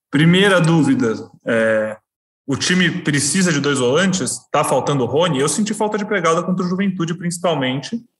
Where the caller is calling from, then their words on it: São Paulo, Brazil; sou aqui de São Paulo, Interlagos